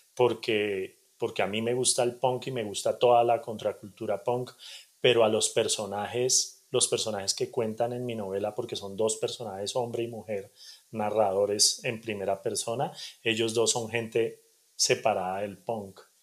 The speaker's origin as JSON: {"language": "Spanish", "region": "Bogotá", "country": "Colombia", "tie": "born or raised there", "also_born_or_lived": "Cali / Soacha", "said": "realmente crecí en Cali hasta los 7, 8 años y después por cosas de negocios resultamos en Bogotá y, yo crecí en la localidad de Suba"}